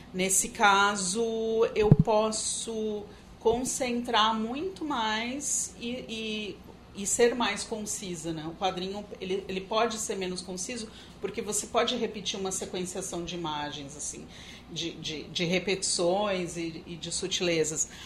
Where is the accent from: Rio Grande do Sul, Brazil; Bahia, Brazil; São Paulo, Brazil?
São Paulo, Brazil; eu sou paulista